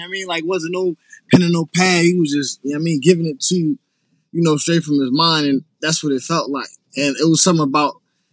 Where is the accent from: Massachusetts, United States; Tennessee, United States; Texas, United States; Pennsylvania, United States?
Pennsylvania, United States; Harrisburg; I'm from PA, Harrisburg, PA